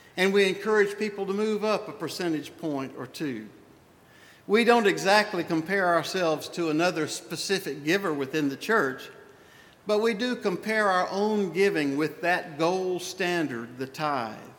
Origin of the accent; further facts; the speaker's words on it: the Old South, United States; I was raised in the Old South in the 50s, in the 60s